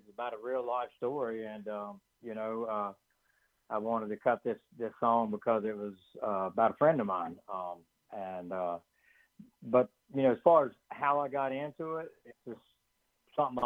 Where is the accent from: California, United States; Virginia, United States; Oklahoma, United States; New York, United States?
Virginia, United States; Bluefield; growing up in Bluefield, Virginia